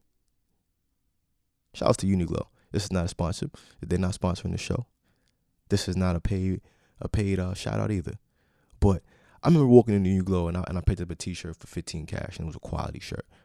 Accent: New York City, New York, United States; I am from New York City

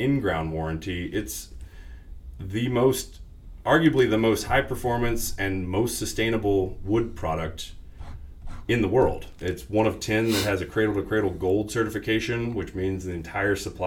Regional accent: West Virginia, United States; moved away as an adult; now in Austin, United States; I grew up in West Virginia, moved to Austin in 2006 to practice landscape architecture

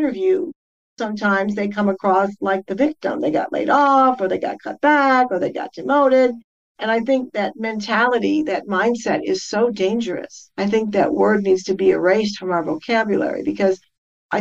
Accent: Detroit, Michigan, United States; moved away; I'm from the Detroit area

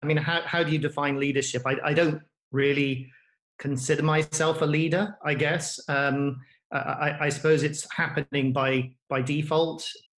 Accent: Wales, United Kingdom; But I got to be careful as a Welshman. Rugby should always be first.

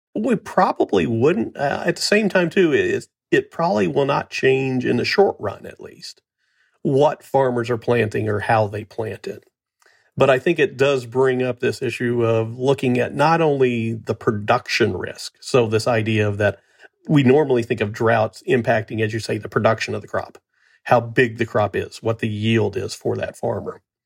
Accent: Missouri, United States; my home state of Missouri

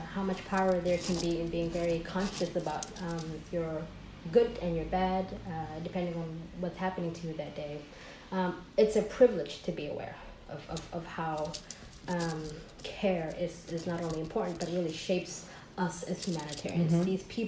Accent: San Francisco, California, United States; born or raised there; moved away as an adult; also born or lived in Hargeisa, Somaliland / Washington DC area (DMV); now in Mogadishu, Somalia

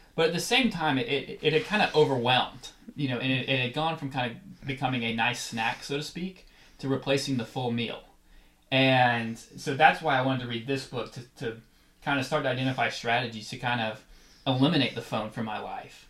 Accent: Atlanta, Georgia, United States; I grew up in Atlanta

